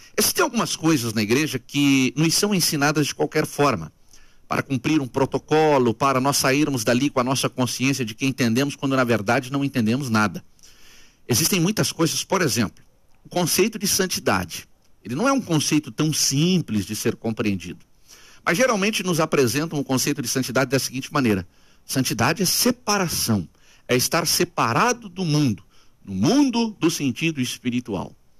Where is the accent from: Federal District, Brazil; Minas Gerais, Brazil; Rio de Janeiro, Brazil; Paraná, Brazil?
Paraná, Brazil; Curitiba; Nasci no Ministério da Assembleia de Deus em Curitiba.